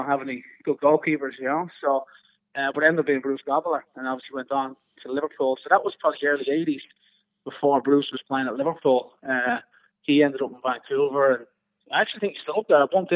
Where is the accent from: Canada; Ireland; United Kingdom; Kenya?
Ireland; Dublin, Leinster; moved away as an adult; now in United States; as a young kid growing up in Dublin